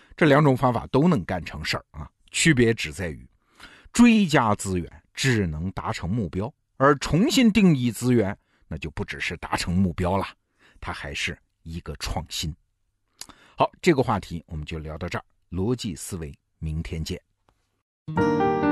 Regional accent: China; 我们中国人

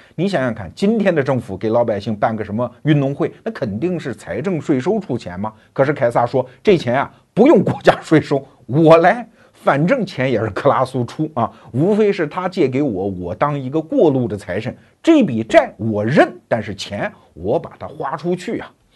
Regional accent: China; 我们中国人

